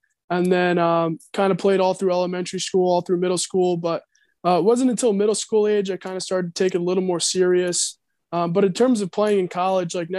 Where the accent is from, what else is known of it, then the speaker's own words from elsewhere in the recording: Yorktown, New York, United States; moved away as an adult; also born or lived in Maryland; I grew up in New York, small town, Yorktown. And that's where I was born and raised